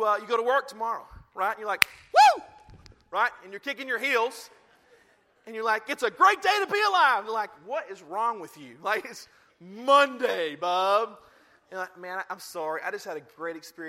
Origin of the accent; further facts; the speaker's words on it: the Bible Belt, United States; I grew up in the Bible Belt, in the prong of the Bible Belt